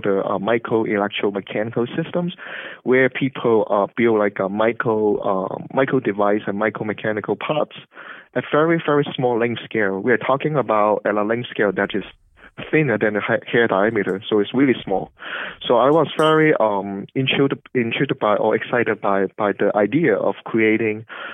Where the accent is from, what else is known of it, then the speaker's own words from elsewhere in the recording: Hong Kong; moved away as an adult; also born or lived in Los Angeles, United States / Cambridge, Massachusetts, United States; now in United States; I grew up in Hong Kong